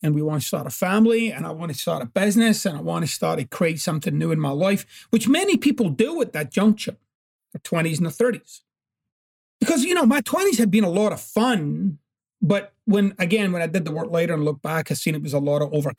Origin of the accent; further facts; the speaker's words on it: Glasgow, Scotland, United Kingdom; growing up in Glasgow was very, very challenging.